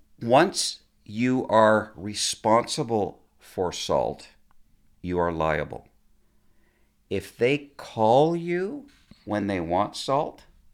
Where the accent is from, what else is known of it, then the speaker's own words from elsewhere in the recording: Mississauga, Ontario, Canada; I grew up in Mississauga, a little area called Lorne Park.